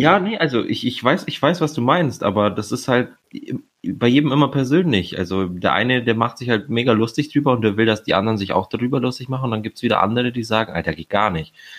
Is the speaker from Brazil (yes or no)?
no; Romania; now in Germany; ich als Rumäne